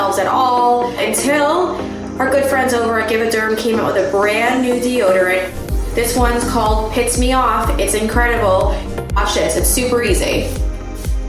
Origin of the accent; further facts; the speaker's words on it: New York, United States; moved away as an adult; now in Florida, United States; I come from New York too, and I moved to Florida.